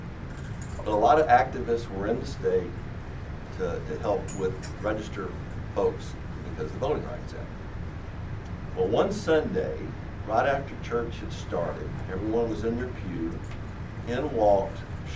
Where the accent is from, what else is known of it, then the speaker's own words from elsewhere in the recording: Jackson, Mississippi, United States; I grew up in the Deep South, in Jackson, Mississippi, in the late 50s and through the 60s